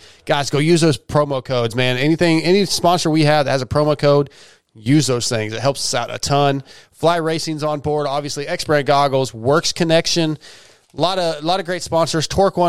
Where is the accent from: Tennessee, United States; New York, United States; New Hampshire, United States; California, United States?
California, United States; So growing up in SoCal with a Marine dad, dude, I mean, like, again, I was a military.